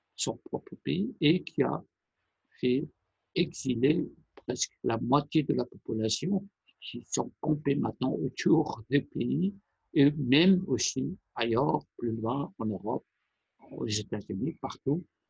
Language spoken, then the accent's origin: French; Iran; first language Persian; French is a second language; moved away; la langue iranienne qui est ma langue maternelle